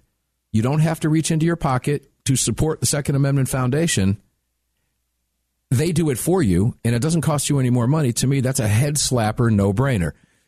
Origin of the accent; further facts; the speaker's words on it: Tampa, Florida, United States; It's my hometown, Tampa